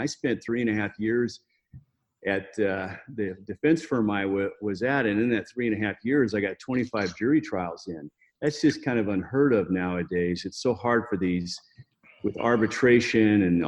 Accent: Las Vegas, Nevada, United States; Well, I grew up here in Las Vegas. I wasn't born here, but I'm pretty close to being a native. Been here nearly my whole life.

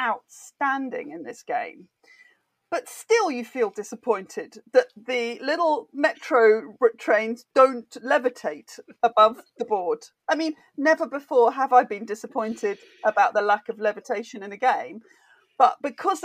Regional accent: United Kingdom; I'm British.

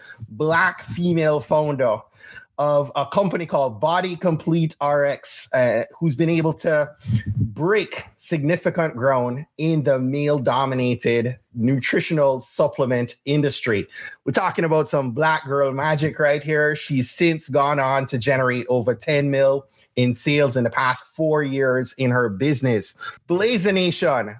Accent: Kingston, Jamaica; moved away; I grew up in Kingston where we don't have middle school

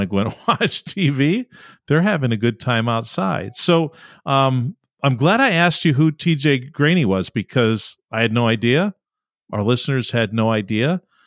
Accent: Rochester, New York, United States; I'm from Western New York, Rochester, New York

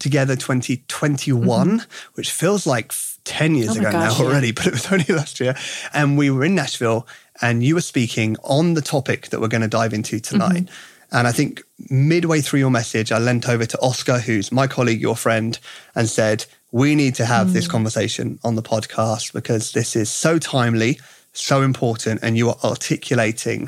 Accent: United Kingdom; accent: British; my British accent

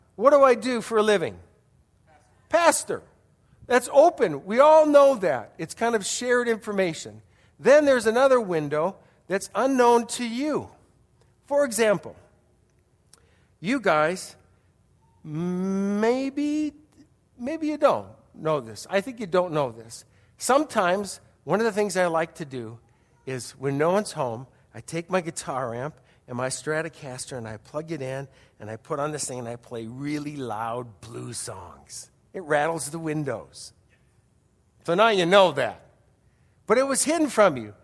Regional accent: Wisconsin, United States; moved away; I grew up in Wisconsin

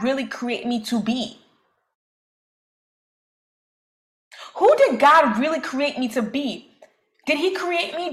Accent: New York City, New York, United States; growing up in Brooklyn, New York

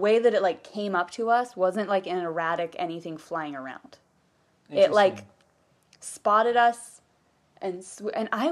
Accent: about 20 minutes outside of Portland, Oregon, United States; we are from Oregon, about 20 minutes outside of Portland.

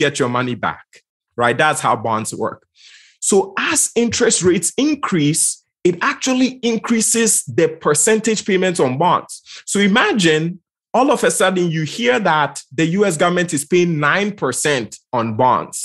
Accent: Ghana; I'm from Ghana, West Africa.

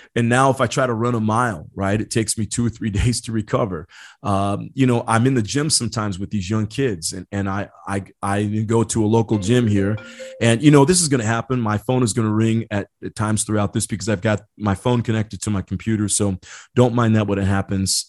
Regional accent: Indiana, United States; I grew up in Indiana

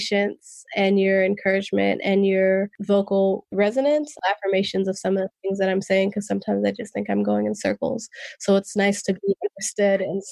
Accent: Oakland, California, United States; first language English; I grew up in West Oakland, which is situated between three major highways and next to a port.

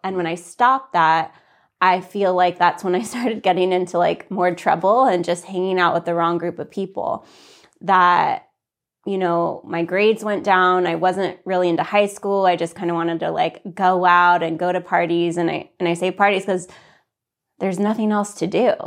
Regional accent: Santa Fe, New Mexico, United States; also born or lived in California; I grew up most of my life in, in Santa Fe

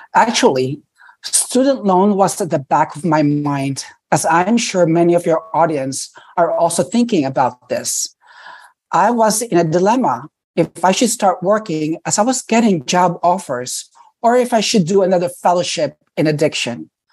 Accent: New York City, New York, United States; I grew up in New York City. So I did all my training in New York City. I never left.

